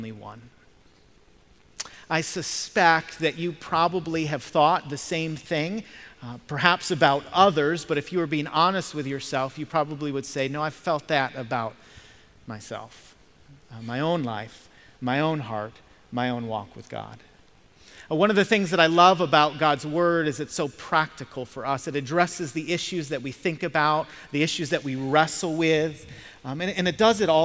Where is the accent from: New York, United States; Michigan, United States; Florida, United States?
Michigan, United States; moved away; I'm from Michigan, and so I'm a Detroit Lions fan